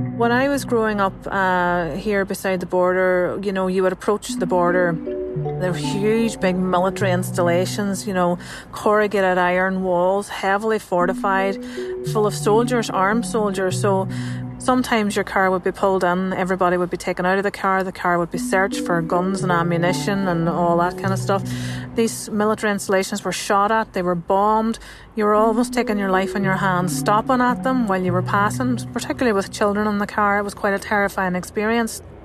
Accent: Northern Ireland, United Kingdom; I'm a journalist from Northern Ireland.

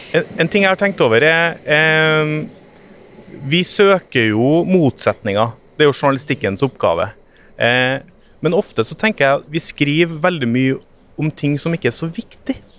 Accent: Trøndelag, Norway; now in Oslo, Norway; Jeg har vokst opp i Trøndelag

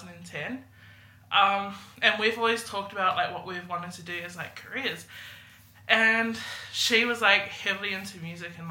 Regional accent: New Zealand; also born or lived in Merrylands, Sydney, Australia; now in Sydney, Australia; I'm originally from New Zealand. I was born and raised there, but I live out in the 2160 in Maryland.

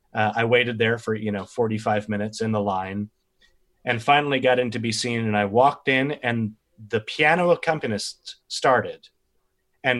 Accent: Westhampton Beach, New York, United States; now in Spring Green, United States; I worked at a tiny little bookstore in West Hampton Beach, is where I grew up on Long Island

